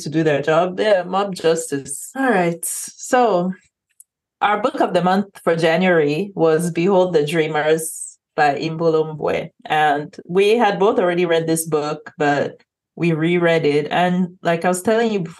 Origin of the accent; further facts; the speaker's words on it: Cameroon; now in Houston, United States; if somebody asks, where are you from? Like, Cameroon will always be the answer.